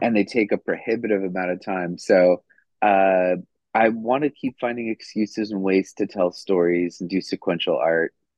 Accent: Roswell, New Mexico, United States; I'm from Roswell, New Mexico

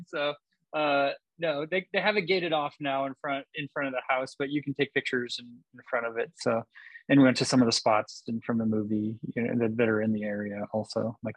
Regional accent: California, United States; I'm from California

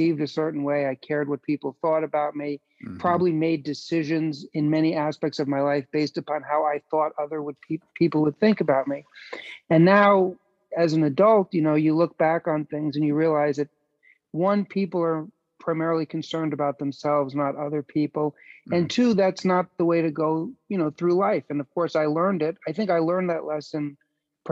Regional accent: New York City, New York, United States; also born or lived in Chicago; I was born and raised in New York City

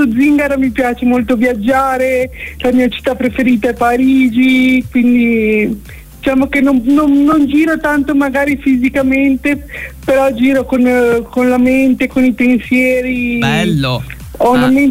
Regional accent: Milan, Lombardy, Italy; also born or lived in Savona / Genoa; sono di Milano, ma sono sempre, sono un po' zingara, ho sempre vissuto mm, tra Savona, Genova, Genova, Savona.

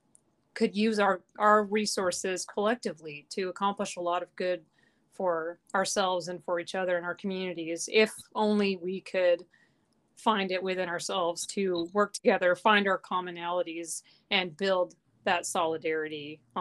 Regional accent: Federal Way, Washington, United States; also born or lived in Tacoma / Ellensburg / Tumwater; I was born in Tacoma, grew up in Federal Way

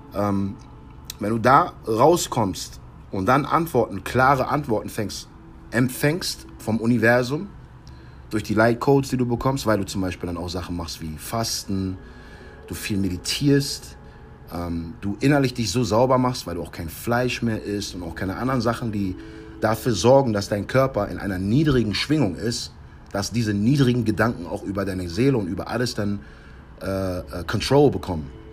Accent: United States; moved away; meine Frau meine Heimat zu zeigen, nochmal schöne amerikanische Luft zu atmen

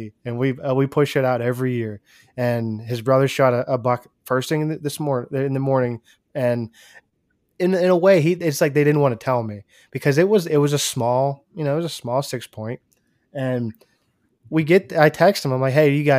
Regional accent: Pennsylvania, United States; I'm from Pennsylvania

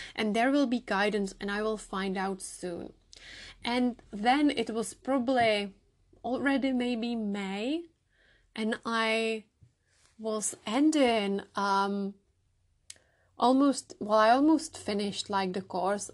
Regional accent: Czechia; English is a second language; moved away as an adult; now in United Kingdom; I am originally from the Czech Republic, as you can hear from my accent

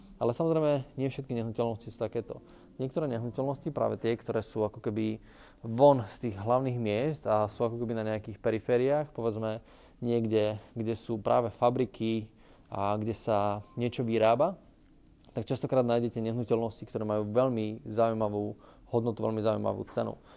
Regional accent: Bratislava, Bratislava Region, Slovakia; also born or lived in United States; U nás v Bratislave

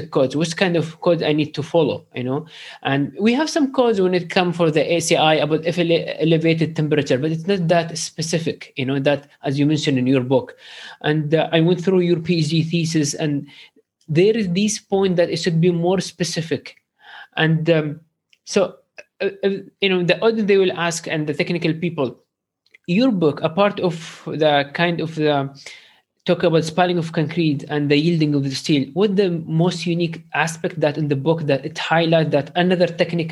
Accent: Sharjah, United Arab Emirates; I am from Sharjah

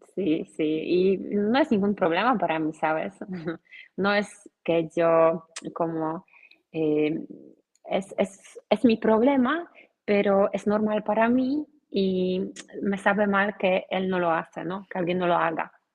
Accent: Poland; Spanish is a second language; soy polaca, soy profesora de español en Polonia

